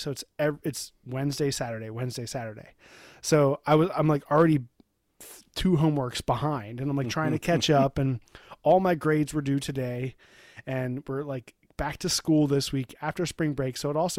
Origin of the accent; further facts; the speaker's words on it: Ireland; I'm an Irishman.